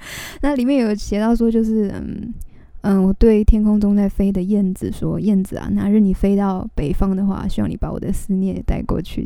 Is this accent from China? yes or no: no; Taipei, Taiwan; 我从小在台北长大